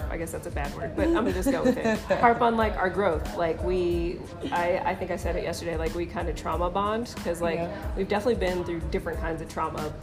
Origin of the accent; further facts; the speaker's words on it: Colorado Springs, Colorado, United States; also born or lived in Denver, Colorado; Born in Denver and then grew up in Colorado Springs